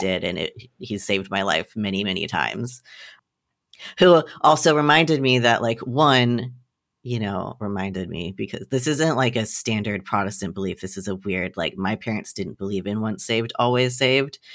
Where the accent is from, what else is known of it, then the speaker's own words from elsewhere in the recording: the South, United States; I grew up in the South with gun loving parents